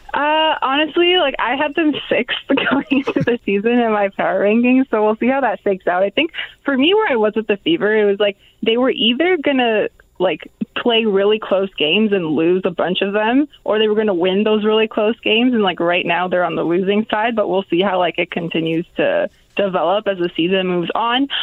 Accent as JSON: {"language": "English", "town": "Toronto", "region": "Ontario", "country": "Canada", "said": "I'm from Toronto"}